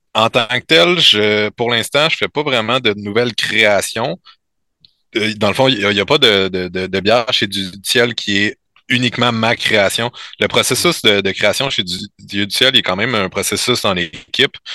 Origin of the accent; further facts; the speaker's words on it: L'Assomption, Quebec, Canada; also born or lived in Saint-Jérôme; Je viens de je viens de l'Assomption, mais j'étais allé au Cégep à Saint-Jérôme